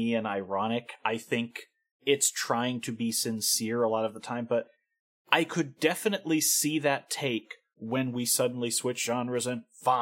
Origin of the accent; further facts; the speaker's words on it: United States; being an American